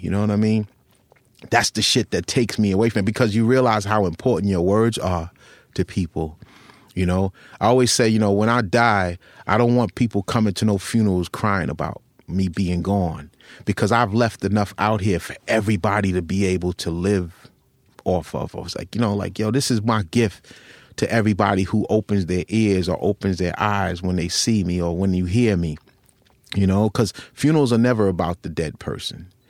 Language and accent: English; Long Island, New York, United States; also born or lived in Rockville Centre, New York / Westbury, New York / North Babylon, New York; where I grew up in Long Island